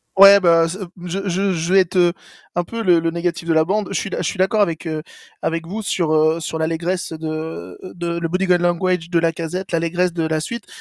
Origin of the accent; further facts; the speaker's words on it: Orléans, Centre-Val de Loire, France; je suis d'Orléans